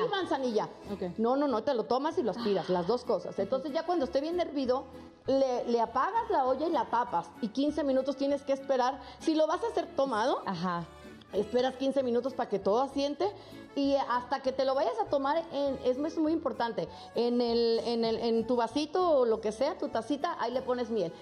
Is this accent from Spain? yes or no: no; León, Guanajuato, Mexico; moved away; a León, Guanajuato, a mi tierra